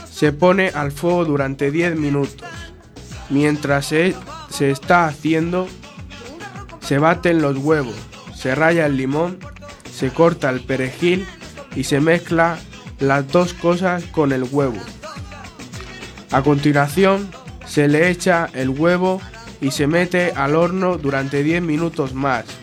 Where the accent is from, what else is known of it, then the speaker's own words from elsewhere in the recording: Region of Murcia, Spain; os diremos unas recetas de mi tierra, unos sabrosos platos tradicionales de Murcia.